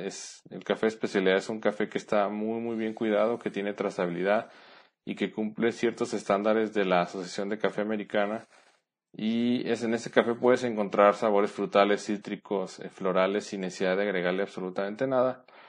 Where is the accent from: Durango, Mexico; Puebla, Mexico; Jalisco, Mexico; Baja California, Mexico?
Jalisco, Mexico; Guadalajara; moved away as an adult; now in San Luis Potosí, Mexico; Soy de Guadalajara, Jalisco, pero actualmente vivo en San Luis Potosí con mi esposa.